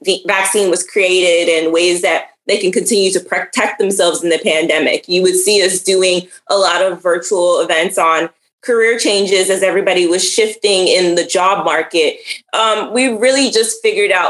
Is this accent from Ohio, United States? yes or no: no; New York City, New York, United States; now in Florida, United States; I'm from Brooklyn, New York